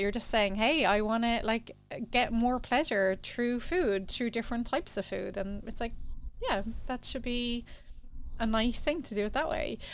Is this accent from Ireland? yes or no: yes; Ireland; growing up in Ireland